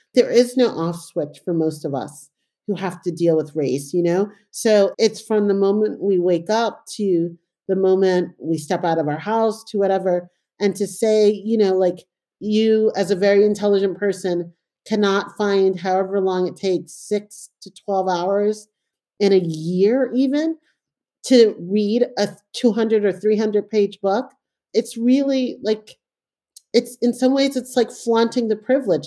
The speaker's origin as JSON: {"language": "English", "town": "New York City", "region": "New York", "country": "United States", "tie": "born or raised there", "also_born_or_lived": "Panama / England", "said": "I grew up in New York in a time that, you know, in a very impoverished neighborhood"}